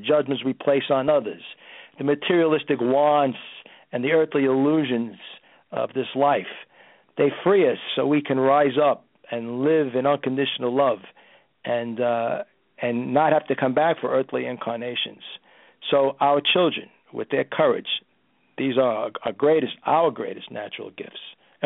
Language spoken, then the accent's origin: English; Brooklyn, New York, United States; as a kid growing up in Brooklyn